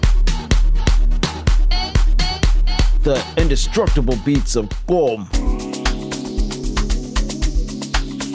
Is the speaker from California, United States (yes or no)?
no; Cromwell, Connecticut, United States; I hail from Cromwell, Connecticut